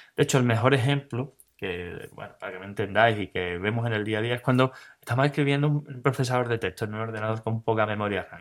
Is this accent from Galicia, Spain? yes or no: no; Cádiz, Andalusia, Spain; soy de Cádiz